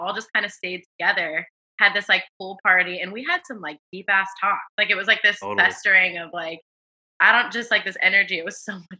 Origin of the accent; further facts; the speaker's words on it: Atlanta, Georgia, United States; moved away as an adult; also born or lived in Portland; now in Los Angeles, United States; I born and raised in Atlanta, East Atlanta, Zone 6, all like Atlanta proud. Hey, that's let's home. And so I grew up there and never thought I would end up in Portland, but I actually came out to Portland